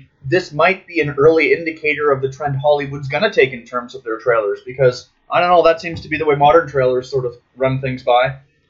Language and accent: English; Canada; I'm Canadian